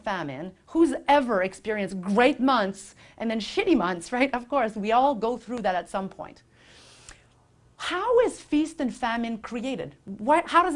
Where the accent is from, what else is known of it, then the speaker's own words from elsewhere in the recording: Quebec, Canada; now in Vancouver, Canada; my family back in Quebec, because I'm from Quebec, if you can't detect a little hint of something, of an accent